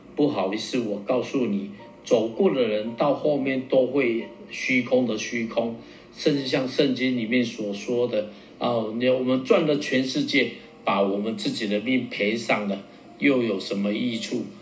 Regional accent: Taiwan; accent: Taiwanese Mandarin (台湾国语); 我的中文有点台湾国语

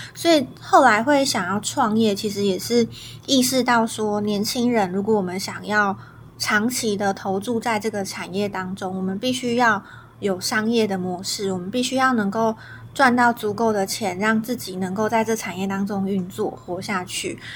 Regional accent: Taiwan; 我身为台湾人，台湾的小孩

